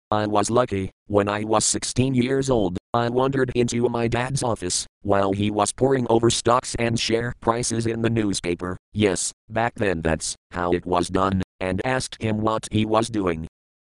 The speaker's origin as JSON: {"language": "English", "country": "South Africa", "tie": "born there", "said": "I was born in South Africa, a twin and the fifth of six children"}